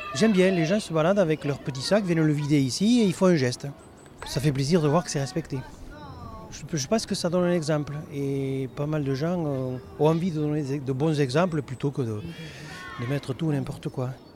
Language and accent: French; Aveyron, Occitania, France; moved away; Je suis né dans l'Aveyron et j'ai grandi avec des vaches, des cochons